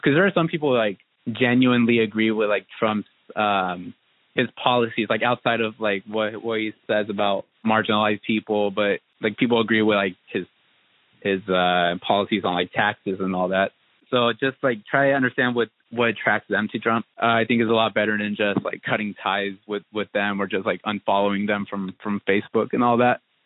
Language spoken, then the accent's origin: English; Southern Oregon, United States; now in Portland, United States; I was born and raised in Southern Oregon